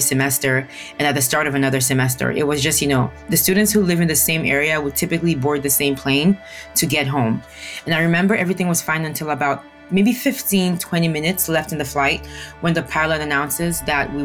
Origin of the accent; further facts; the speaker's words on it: Nigeria; Growing up in Nigeria was challenging at times